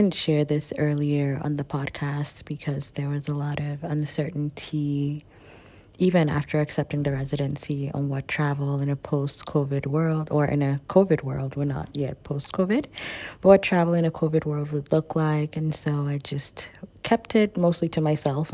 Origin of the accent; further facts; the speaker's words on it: Nigeria; moved away; I grew up in Nigeria. I identify as West African, Nigerian-born West African